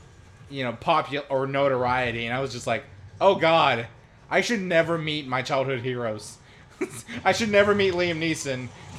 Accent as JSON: {"language": "English", "town": "Robbinsville", "region": "North Carolina", "country": "United States", "said": "I'm from Robbinsville, so, you know, our famous moonshiner is Jim Tom. You know, he lived, like, 10 minutes away from me"}